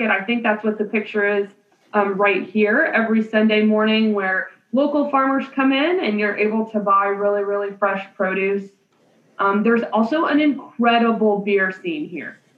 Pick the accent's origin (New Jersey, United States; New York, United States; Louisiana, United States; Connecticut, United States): Louisiana, United States; New Orleans; now in Athens, United States; I'm actually from New Orleans.